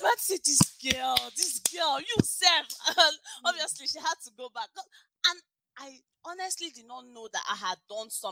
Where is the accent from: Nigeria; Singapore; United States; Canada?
Nigeria; Lagos; moved away as an adult; now in United Kingdom; I grew up in Lagos, Nigeria